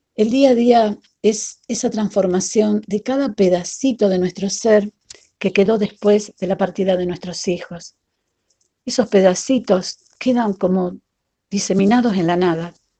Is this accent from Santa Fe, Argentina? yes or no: yes; Rosario, Santa Fe, Argentina; mamá de Leonel, Noelia y Antonella, de la ciudad de Rosario, Argentina